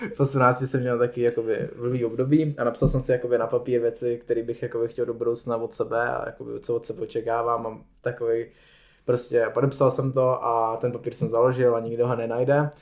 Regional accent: Czechia

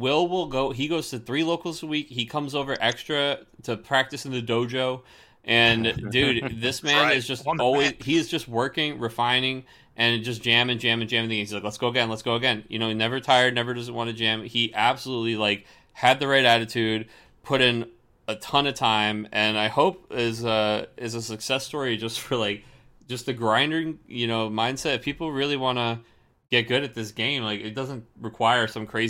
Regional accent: Seattle, Washington, United States

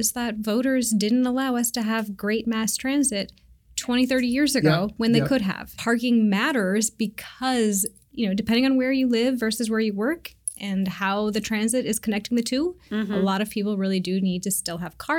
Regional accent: Seattle, Washington, United States; I grew up in North Seattle and everybody has a driveway

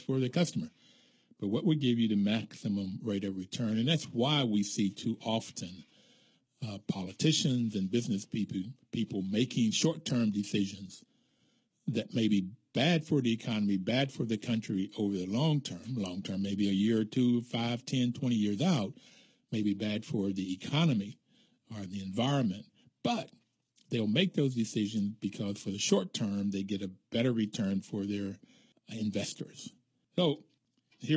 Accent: Bluefield, West Virginia, United States; when I grew up in Bluefield, West Virginia, there was still the colored signs

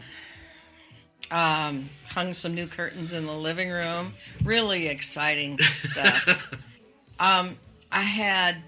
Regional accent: Spokane, Washington, United States; moved away; I grew up in Washington State. We had snow. Especially in Spokane.

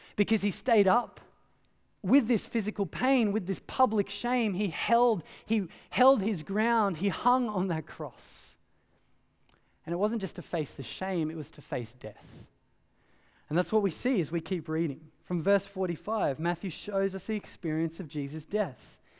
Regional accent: Australia; growing up in Australia

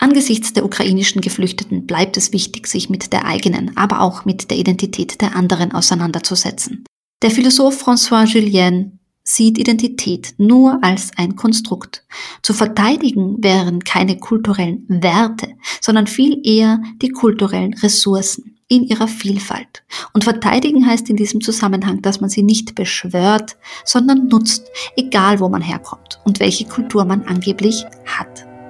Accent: Carinthia, Austria; also born or lived in Sarajevo; now in Vienna, Austria; ich bin ja in Kärnten aufgewachsen

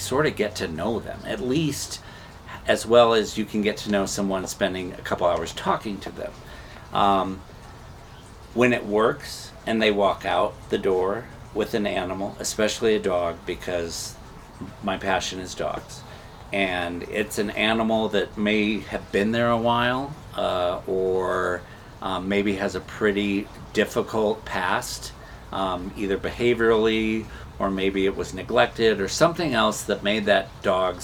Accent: Nebraska, United States; moved away; I was raised in Nebraska

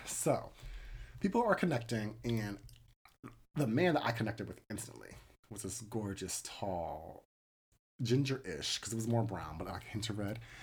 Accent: United States; as an American

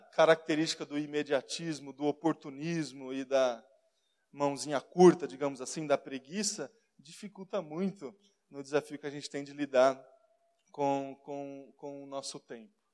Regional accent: Brazil; nós somos brasileiros

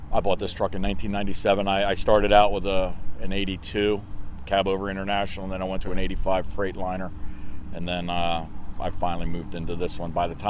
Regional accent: Silver Spring, Maryland, United States; I grew up in Silver Spring, Maryland

